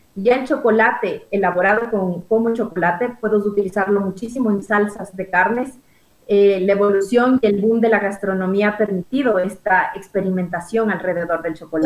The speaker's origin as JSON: {"language": "Spanish", "country": "Ecuador", "said": "como ecuatorianos tenemos"}